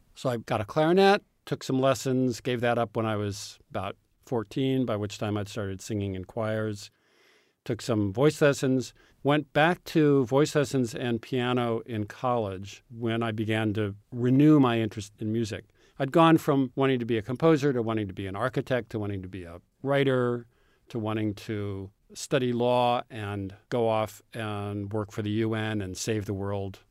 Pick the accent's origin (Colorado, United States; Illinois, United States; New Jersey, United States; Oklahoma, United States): Illinois, United States; Urbana; many of my friends growing up in Urbana, Illinois, had parents who were college professors